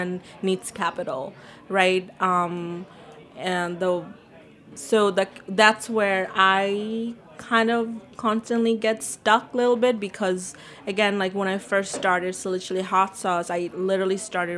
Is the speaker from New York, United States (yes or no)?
yes; New York City, New York, United States; also born or lived in Bangladesh; I was born in Bangladesh, and I grew up in Queens